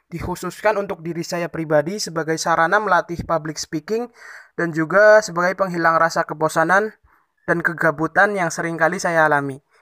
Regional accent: Tegal, Central Java, Indonesia; Saya berasal dari Kabupaten Tegal, Provinsi Jawa Tengah, dan karena situasi pandemi yang saat ini belum berakhir, maka saya masih kuliah daring atau online di rumah saya.

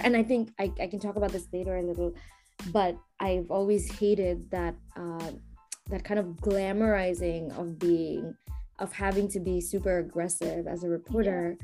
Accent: Bangladesh; now in New York, United States; when I was growing up in Bangladesh

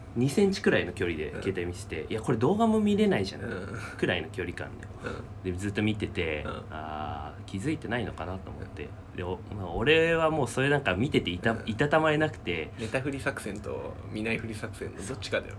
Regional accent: Yokohama, Kanagawa, Japan; 俺たち出身神奈川じゃない？

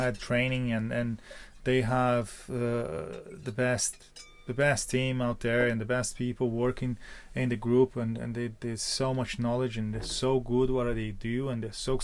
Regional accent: Porto Alegre, Rio Grande do Sul, Brazil; moved away as an adult; now in Ireland; I'm come from Porto Alegre in the south of Brazil

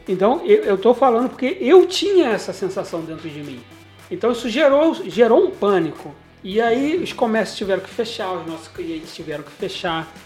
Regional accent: Nova Friburgo, Rio de Janeiro, Brazil; also born or lived in Cantagalo / Cordeiro; eu voltei para Nova Friburgo, inclusive a minha cidade natal, e estou aqui até hoje

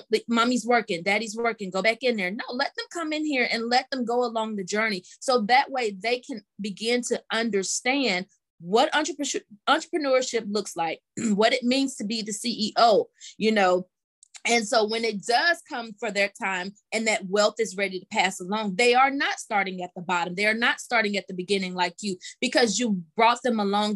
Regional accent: Mississippi, United States; now in Georgia, United States; I'm from Mississippi and living now in Georgia, just a Southern girl

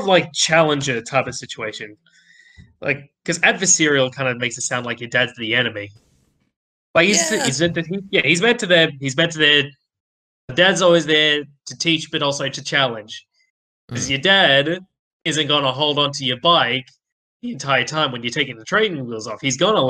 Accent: Australia; We're Aussie.

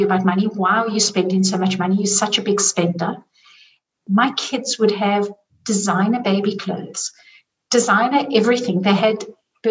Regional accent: South Africa; I grew up in South Africa

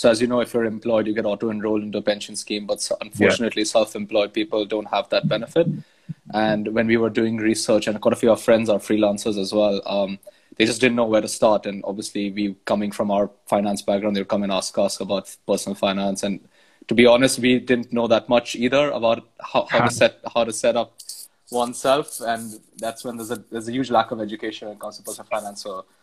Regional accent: India; moved away as an adult; now in London, United Kingdom; I grew up in India, then moved to London 6 years ago.

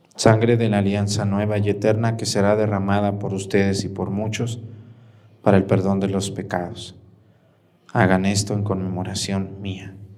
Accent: Mexticacán, Jalisco, Mexico; moved away; mi pueblo Mestigacán

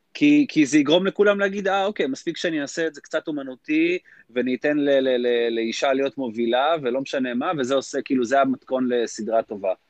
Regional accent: Israel; אנחנו ישראלים

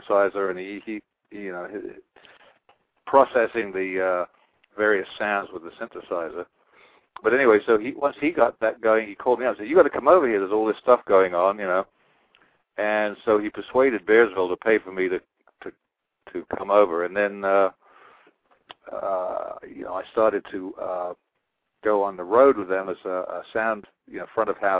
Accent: England, United Kingdom; moved away as an adult; now in United States; I'm from England

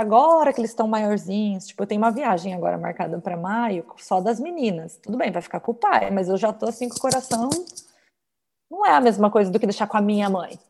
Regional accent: São Paulo, Brazil; moved away as an adult; now in United States; Eu sou de São Paulo e a criminalidade lá é alta

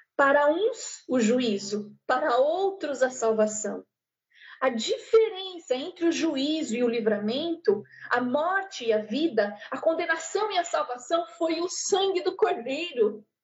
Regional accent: Brazil; eu sou do Brasil

